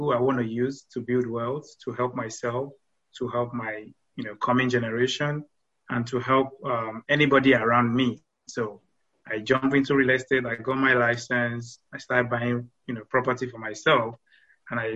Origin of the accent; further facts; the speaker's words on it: Nigeria; moved away as an adult; now in United States; originally from Nigeria. I came to the States in 2014.